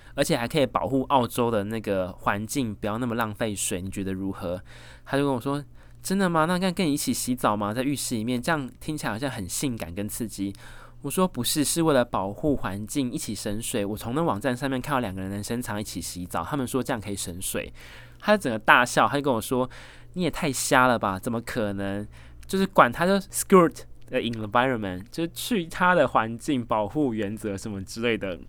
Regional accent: Taiwan; 身为台湾人

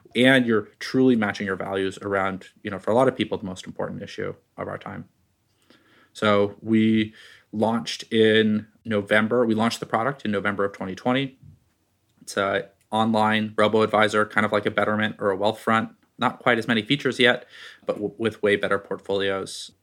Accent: Bay Area, California, United States; I grew up in the Bay Area

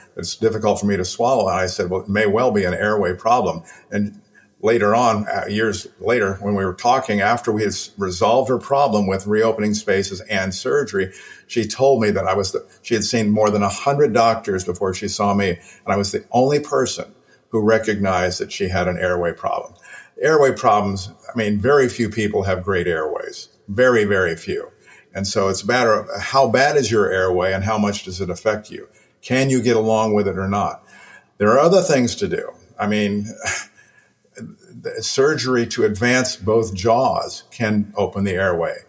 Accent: Illinois, United States; I was 11 years old, growing up in Illinois

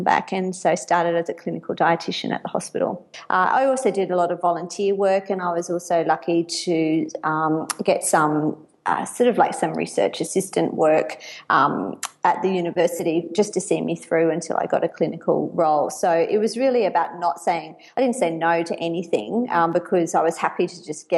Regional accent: Bundaberg, Queensland, Australia; now in Brisbane, Australia; So I grew up in Bundaberg, a country town in Queensland

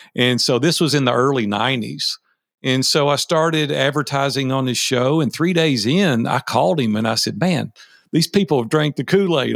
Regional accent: Nashville, Tennessee, United States; I was raised in Nashville, Tennessee. I've been here sixty years now. I'm one of the few originals here in Nashville

